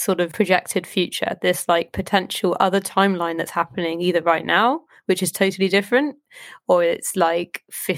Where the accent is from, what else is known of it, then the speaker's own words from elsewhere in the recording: Southampton, South East England, United Kingdom; I grew up in Southampton, but my mum is from Fiji